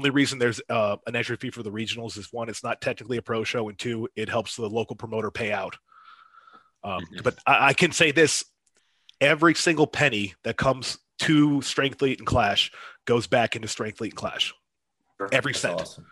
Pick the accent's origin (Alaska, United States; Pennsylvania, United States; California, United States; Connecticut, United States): Pennsylvania, United States; Erie; moved away as an adult; Erie, Pennsylvania, born and raised